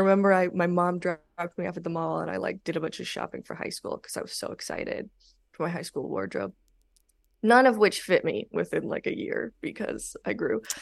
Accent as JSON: {"language": "English", "town": "Los Angeles", "region": "California", "country": "United States", "tie": "born or raised there", "moved": "yes", "said": "I grew up in the Valley in North Hollywood."}